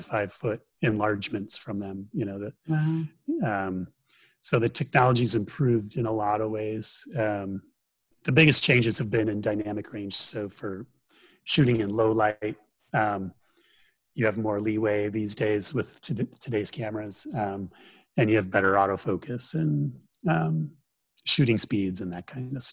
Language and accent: English; Chicago, Illinois, United States; moved away; I grew up near Chicago